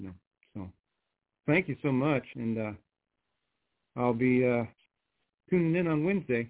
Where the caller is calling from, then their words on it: Nashville, Tennessee, United States; I'm calling from Music City